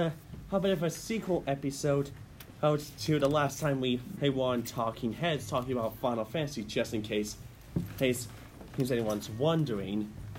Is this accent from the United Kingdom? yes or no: yes; Scottish Borders, Scotland, United Kingdom; I'm small from the Borders